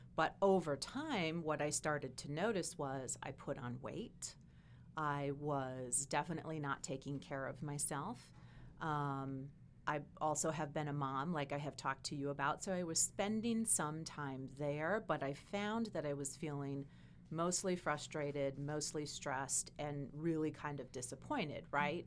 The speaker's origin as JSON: {"language": "English", "region": "Wisconsin", "country": "United States", "said": "I'm from Wisconsin"}